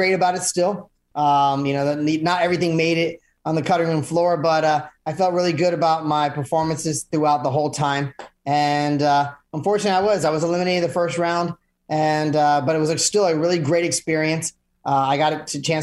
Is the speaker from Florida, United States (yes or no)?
yes; Orlando, Florida, United States; also born or lived in Melbourne, Florida; I was actually born and raised in Orlando